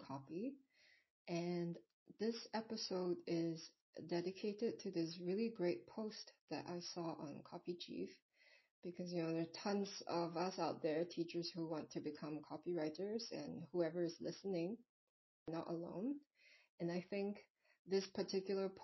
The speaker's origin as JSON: {"language": "English", "country": "Singapore", "said": "I'm not even from America, I'm from Singapore"}